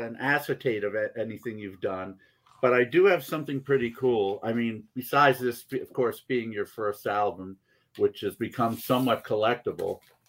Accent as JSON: {"language": "English", "region": "New York", "country": "United States", "tie": "born or raised there", "said": "I grew up in New York"}